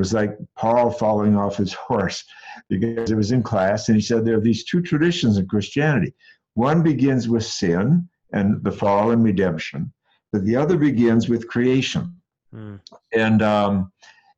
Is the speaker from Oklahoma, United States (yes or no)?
no; Madison, Wisconsin, United States; I grew up in Madison, Wisconsin